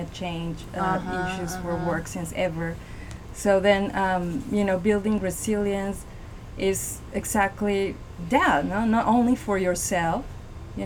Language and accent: English; Mexico City, Mexico; moved away as an adult; now in Pasadena, United States; I'm from Mexico City